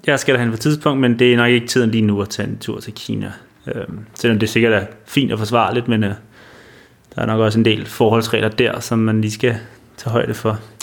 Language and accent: Danish; Denmark; vi kunne komme ind som danskere